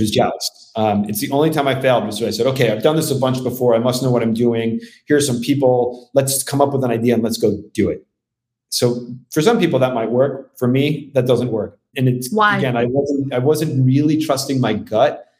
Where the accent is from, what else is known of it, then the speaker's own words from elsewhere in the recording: New Jersey, United States; moved away as an adult; also born or lived in Bronx, New York / California / Austin, Texas; this little town I grew up in in North Jersey